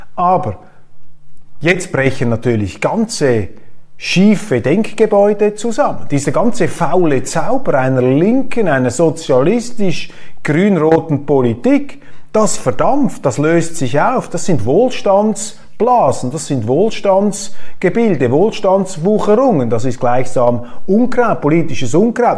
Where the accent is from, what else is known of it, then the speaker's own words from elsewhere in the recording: Switzerland; Das kann ich natürlich nicht machen als Schweizer